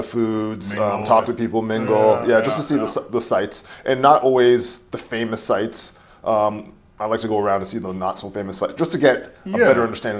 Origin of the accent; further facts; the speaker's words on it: Hamilton, Ontario, Canada; I think my life went in different phases. So growing up in Hamilton, it was all East Coast for me.